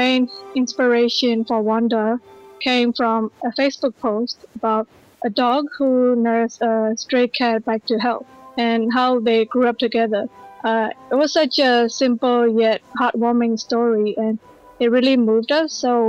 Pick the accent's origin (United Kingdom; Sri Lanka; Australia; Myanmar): Myanmar; Yeah, I'm from Burma as well.